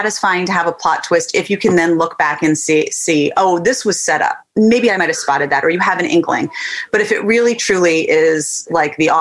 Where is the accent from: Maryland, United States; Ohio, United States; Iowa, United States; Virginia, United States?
Maryland, United States; just outside Annapolis; I grew up in Maryland, just outside Annapolis